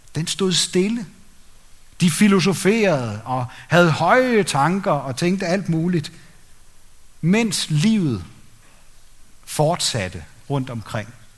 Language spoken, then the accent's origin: Danish; Denmark; som danskere, mig selv inklusiv